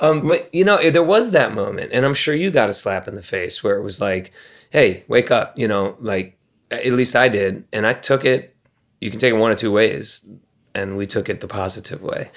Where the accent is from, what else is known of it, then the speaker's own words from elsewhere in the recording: Maryland, United States; also born or lived in Ohio; We come from Maryland. We come from Ohio. That's who we represent.